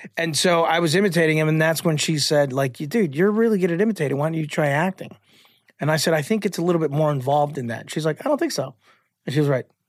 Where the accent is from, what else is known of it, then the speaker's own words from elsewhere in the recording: Chicago, Illinois, United States; I'm from Chicago